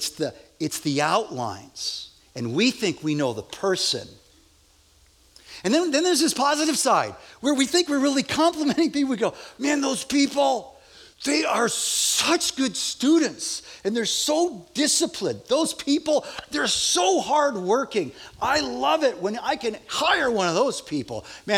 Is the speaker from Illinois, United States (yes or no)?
yes; Wheaton, Illinois, United States; we came from Wheaton, Illinois